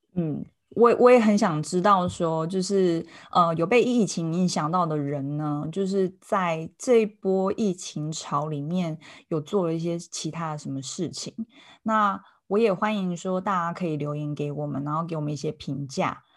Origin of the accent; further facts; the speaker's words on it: Taiwan; 我们台湾人